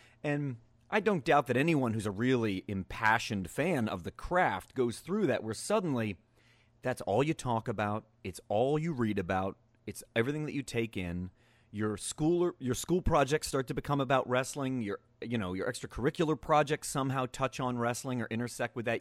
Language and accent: English; Reading, Pennsylvania, United States; also born or lived in Pittsburgh; I grew up in Eastern Pennsylvania. So I'm from Reading, a small sleepy suburb of Reading called West Lawn.